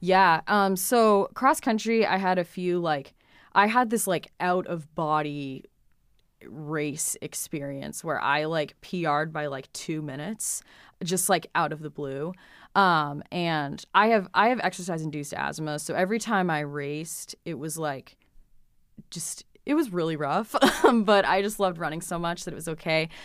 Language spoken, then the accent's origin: English; Hudson, New Hampshire, United States; I grew up in Hudson, New Hampshire, which is right on the southern border